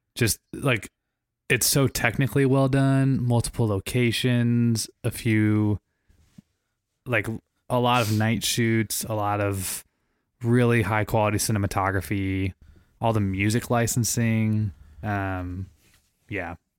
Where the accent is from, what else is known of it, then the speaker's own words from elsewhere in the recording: St. Louis, Missouri, United States; moved away; I'm from Saint Louis, Missouri, every time we were back in Saint Louis